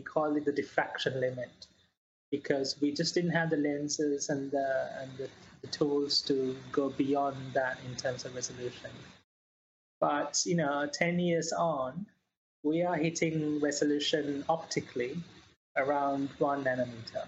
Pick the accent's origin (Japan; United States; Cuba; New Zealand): New Zealand; also born or lived in Sri Lanka; now in Sheffield, United Kingdom; I was born in Sri Lanka and grew up quite a lot in New Zealand